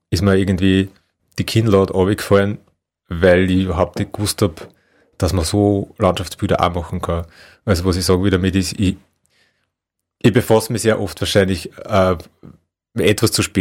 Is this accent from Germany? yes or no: no; Upper Austria, Austria; Das ist so der Hausberg von Linz. Ähm, also ganz nähe meiner Heimat